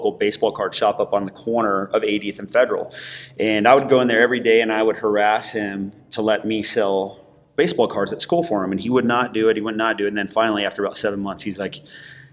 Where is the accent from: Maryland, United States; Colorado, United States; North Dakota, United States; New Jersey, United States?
Colorado, United States; Denver; I grew up here in Denver.